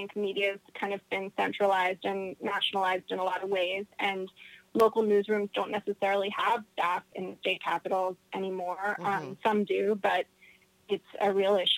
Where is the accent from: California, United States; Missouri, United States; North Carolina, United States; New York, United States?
North Carolina, United States; I grew up in North Carolina